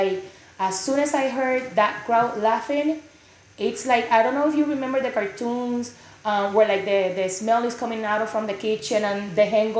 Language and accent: English; Puerto Rico; accent: southern; now in Texas, United States; I'm from Puerto Rico, by the way.